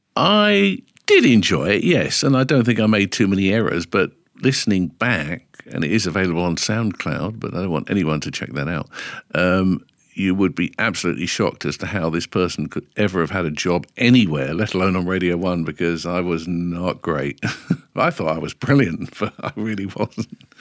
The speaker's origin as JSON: {"language": "English", "region": "London", "country": "United Kingdom", "tie": "born or raised there", "also_born_or_lived": "Stanmore / Edgware", "said": "Originally from London, and I was born, I believe, according to my ninety-three-year-old mum"}